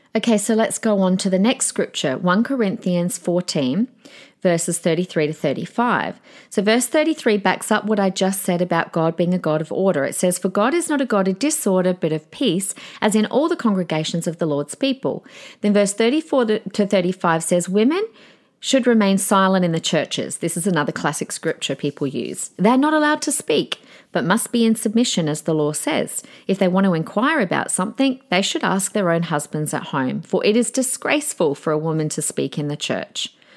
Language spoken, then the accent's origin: English; Adelaide, South Australia, Australia; the church that I grew up on in Adelaide in my teenage and young adult years